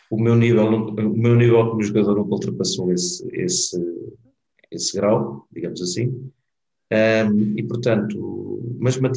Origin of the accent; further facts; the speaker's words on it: Mozambique; born there; Eu nasci em Moçambique, não sei se esta parte tu sabias